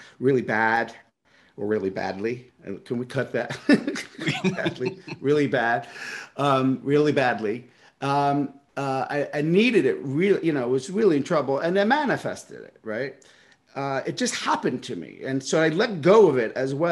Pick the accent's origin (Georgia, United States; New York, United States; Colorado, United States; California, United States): New York, United States; New York City; I grew up in Brooklyn